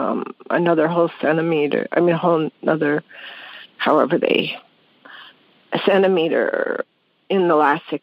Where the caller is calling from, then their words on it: Blaine, Washington, United States; Blaine, Washington, Washington State.